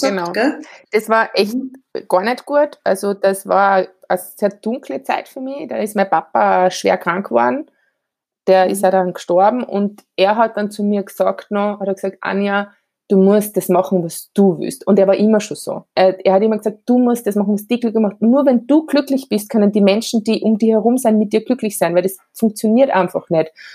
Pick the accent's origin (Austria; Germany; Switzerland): Austria; Graz, Styria; ich bin relativ modern in der Stadt Graz aufgewachsen